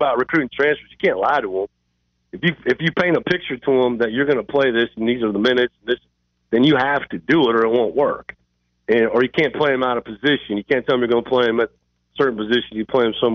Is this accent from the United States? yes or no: yes; Iowa, United States; I'm from Iowa